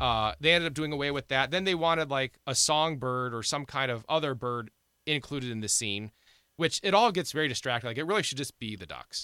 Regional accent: Ohio, United States; now in South Dakota, United States; I grew up in Ohio

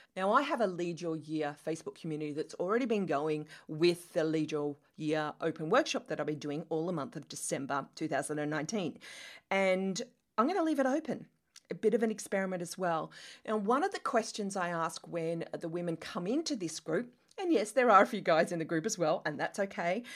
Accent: Australia; accent: Australian; moved away as an adult; also born or lived in London, England; as you can tell from my accent, I am Australian

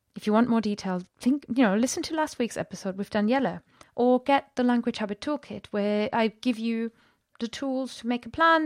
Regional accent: Germany; moved away; I'm from Germany, I speak Welsh

